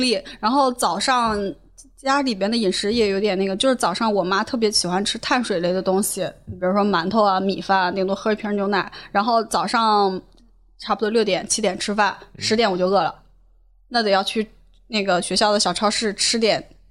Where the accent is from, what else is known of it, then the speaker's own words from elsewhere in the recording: Shanxi, China; moved away as an adult; also born or lived in Wuxi; 我是山西人，然后就著名的碳水大神